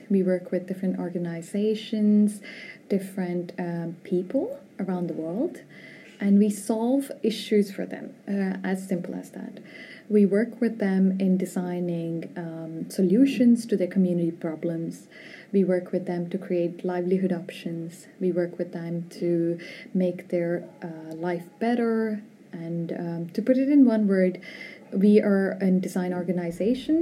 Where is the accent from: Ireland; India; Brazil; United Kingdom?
India; moved away as an adult; also born or lived in North America / Vietnam; now in Spain; I was born in India.